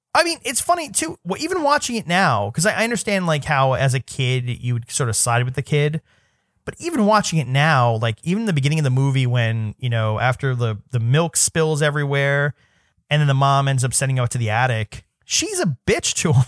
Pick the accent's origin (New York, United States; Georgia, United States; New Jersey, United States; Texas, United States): New York, United States; New York City; I grew up in New York City